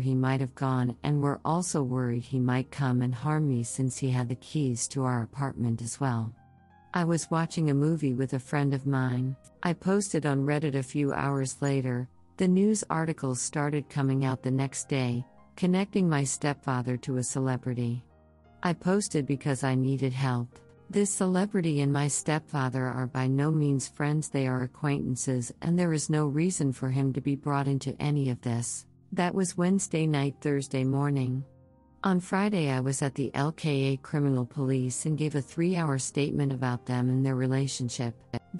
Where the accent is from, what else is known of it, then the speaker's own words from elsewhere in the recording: Berlin, Germany; I'm sitting at my mother's desk right now, in her little office in our apartment that I grew up in Berlin.